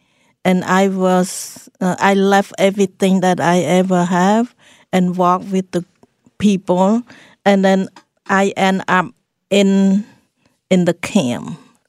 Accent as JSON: {"language": "English", "country": "Cambodia", "tie": "born or raised there", "second_language": "English", "said": "But I grew up in the Buddhist family, and Cambodia is predominantly Buddhist"}